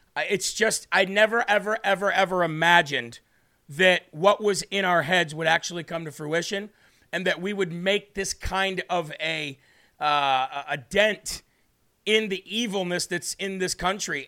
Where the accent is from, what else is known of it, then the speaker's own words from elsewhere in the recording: Illinois, United States; Illinois in the building. That is my home state